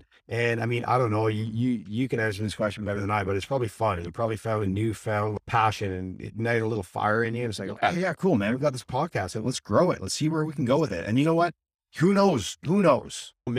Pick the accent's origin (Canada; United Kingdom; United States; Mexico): Canada; Vancouver, British Columbia; also born or lived in Saskatchewan, Canada; I'm from Vancouver.